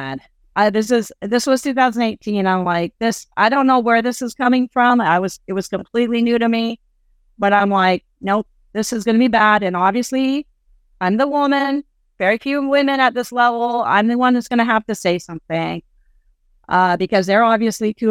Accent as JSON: {"language": "English", "country": "Canada", "also_born_or_lived": "Nigeria", "said": "I'm a Canadian living in Africa"}